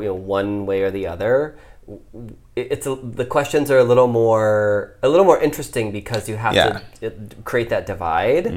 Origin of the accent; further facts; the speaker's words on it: Ohio, United States; I grew up in Ohio, like in the Bible Belt